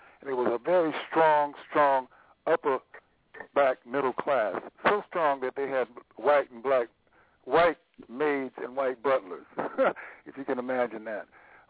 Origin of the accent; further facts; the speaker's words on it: Wilmington, North Carolina, United States; also born or lived in Chapel Hill, North Carolina; I was born in Wilmington, and growing up in Wilmington